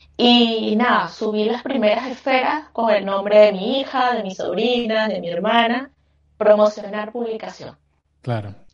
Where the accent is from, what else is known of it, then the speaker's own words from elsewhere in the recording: Venezuela; moved away as an adult; now in Chile; yo me vine de Venezuela. Yo soy venezolana y tengo siete años viviendo acá en Chile